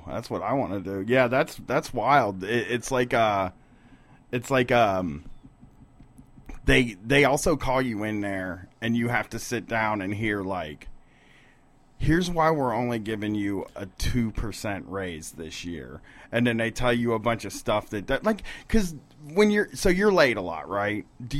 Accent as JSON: {"language": "English", "town": "Bronx", "region": "New York", "country": "United States", "said": "What's up? I'm from the Bronx."}